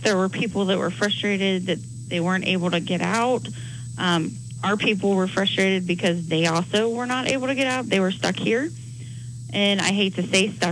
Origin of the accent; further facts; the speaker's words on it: Cincinnati, Ohio, United States; moved away as an adult; now in Cheyenne, United States; I'm actually from Cincinnati, Ohio, and just moved here a year ago this week